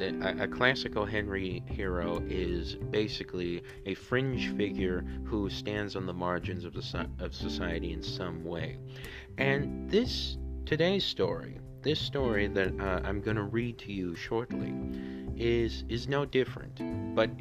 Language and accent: English; Honduras; my home country, Honduras.